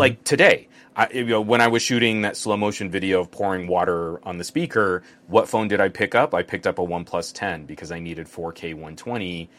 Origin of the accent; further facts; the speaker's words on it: New Mexico, United States; now in Southern California, United States; growing up in New Mexico.